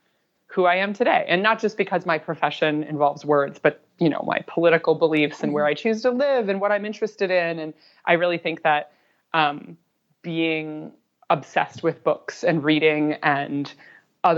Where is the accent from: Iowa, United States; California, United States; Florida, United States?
Iowa, United States; The library in my hometown in Iowa